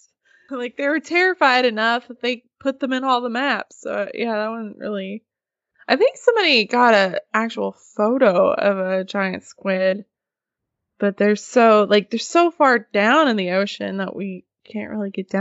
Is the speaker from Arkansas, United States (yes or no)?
yes; Norfork Lake, Arkansas, United States; I grew up on Norfolk Lake in Arkansas. So I grew up less than a quarter of a mile from the lake